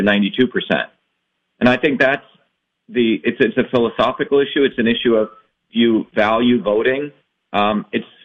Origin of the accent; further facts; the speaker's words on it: India; now in United States; I was born originally in India